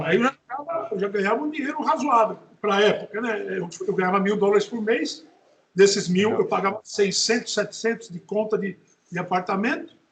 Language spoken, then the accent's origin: Portuguese; Natal, Rio Grande do Norte, Brazil; Nasci em Natal